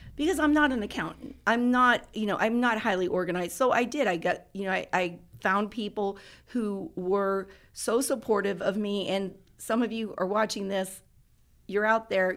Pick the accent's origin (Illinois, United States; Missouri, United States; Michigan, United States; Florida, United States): Florida, United States; Tarpon Springs; my hometown of Tarpon Springs, Florida